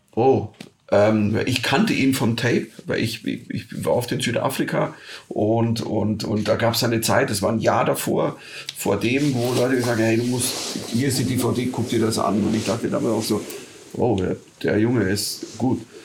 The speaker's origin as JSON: {"language": "German", "region": "rural Bavaria", "country": "Germany", "tie": "born or raised there", "said": "ich bin am Bayerischen Land aufgewachsen"}